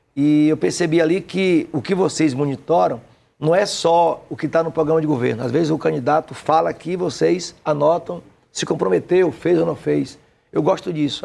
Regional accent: Aiquara, Bahia, Brazil; also born or lived in Jequié; Eu nasci em Aiquara, perto de Piauí, abaixo de Jequié, já é Mata Atlântica.

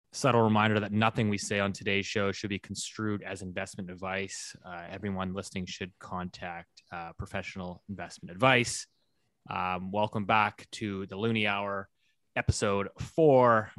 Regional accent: Vancouver, British Columbia, Canada; my hometown here, uh, Greater Vancouver

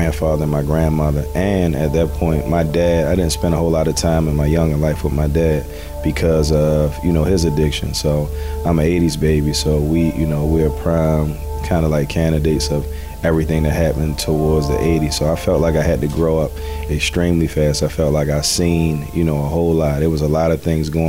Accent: Baltimore, Maryland, United States; I grew up in Baltimore City. I'm Baltimore born and raised

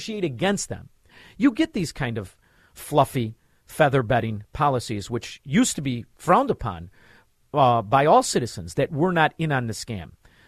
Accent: Melrose Park, Illinois, United States; I'm from Melrose Park. They teach us how to drive that way.

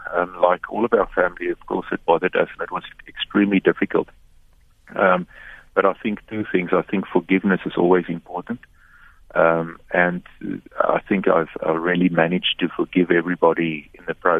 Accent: South Africa; also born or lived in Cape Town; as South Africans

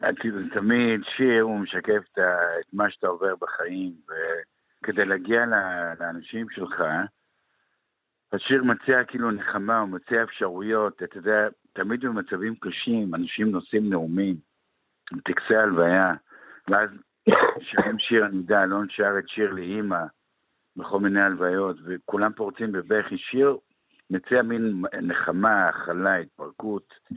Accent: Kfar HaNassi, Northern District, Israel; אני נולדתי בקיבוץ כפר הנשיא, על גבול הסורי

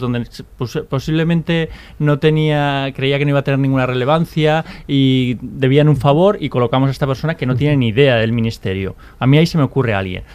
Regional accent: Basque Country, Spain; soy vasco y he vivido eh, en esos años

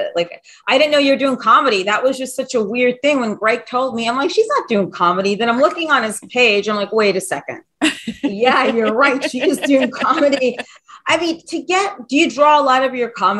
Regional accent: New York City, New York, United States; I grew up on the Upper West Side, the 76th Street in Central Park West

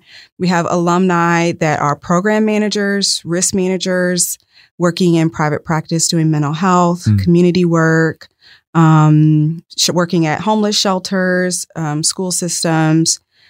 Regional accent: Atlanta, Georgia, United States; now in Polk County, United States; From Atlanta.

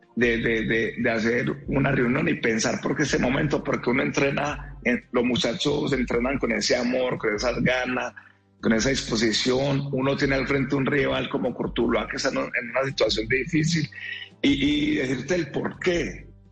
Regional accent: Antioquia, Colombia; somos antioqueños, somos arrieros

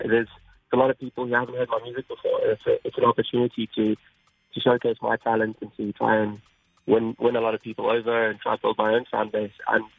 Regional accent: England, United Kingdom; born there; Yeah, I mean, I was born in England, so definitely

